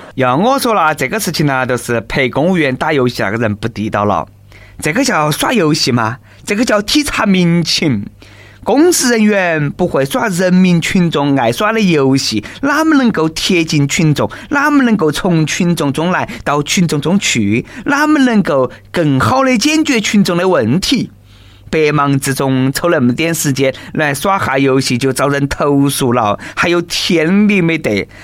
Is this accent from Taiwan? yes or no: no; China; 我们中国人买的就是一个贵族气质。